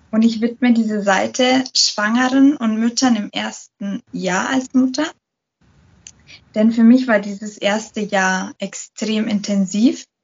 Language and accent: German; Munich, Bavaria, Germany; Ich bin äh, Münchnerin. Ich bin, ich werde dieses Jahr 30